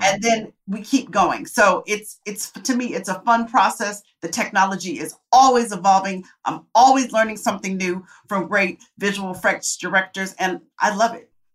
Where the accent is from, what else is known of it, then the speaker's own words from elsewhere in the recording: Tempe, Arizona, United States; moved away; I come from Tempe, Arizona